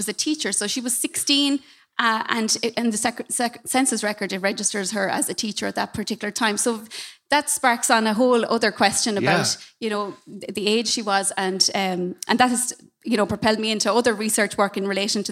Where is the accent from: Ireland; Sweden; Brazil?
Ireland; Abbeyfeale, Munster; moved away; I'm originally from Abbeyfeel in County Limerick